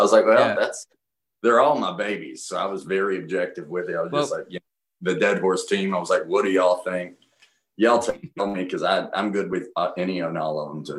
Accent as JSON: {"language": "English", "region": "Appalachian Mountains", "country": "United States", "tie": "born or raised there", "said": "I was raised in the Appalachian Mountains."}